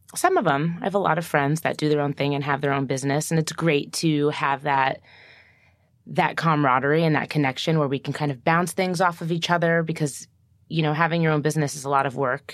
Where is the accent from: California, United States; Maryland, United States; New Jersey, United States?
New Jersey, United States; I'm from New Jersey